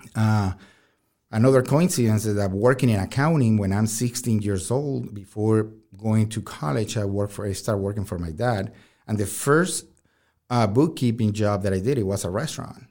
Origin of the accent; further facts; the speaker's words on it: Caracas, Capital District, Venezuela; moved away; I'm from Venezuela